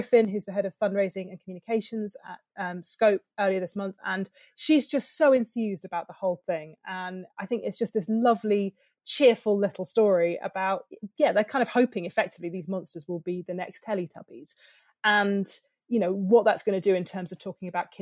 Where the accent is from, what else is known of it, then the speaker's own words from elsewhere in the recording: near Bristol, South West England, United Kingdom; I grew up near Bristol